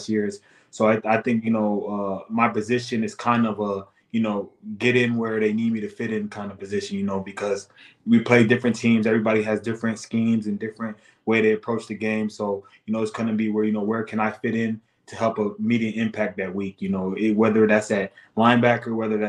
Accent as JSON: {"language": "English", "region": "Florida", "country": "United States", "moved": "yes", "lives_now": "Minnesota, United States", "said": "I'm from Florida"}